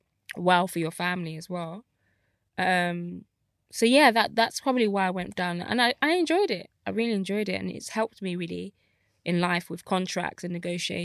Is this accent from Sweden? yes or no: no; Nigeria; So, you know, as a Nigerian, obviously it's like lawyer, doctor